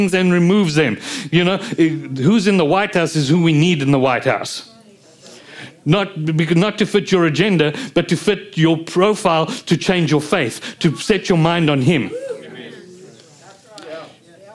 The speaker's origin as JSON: {"language": "English", "country": "South Africa", "said": "being South African"}